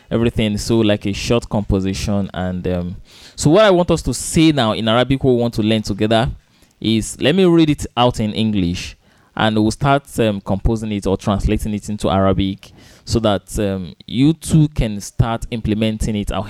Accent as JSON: {"language": "English", "region": "Osun", "country": "Nigeria", "lives_now": "Lagos, Nigeria", "said": "I am from Osun State. I am from Osun State."}